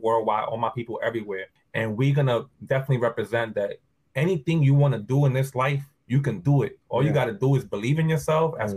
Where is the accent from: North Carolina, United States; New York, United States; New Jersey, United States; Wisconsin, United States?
New York, United States; New York City; growing up in New York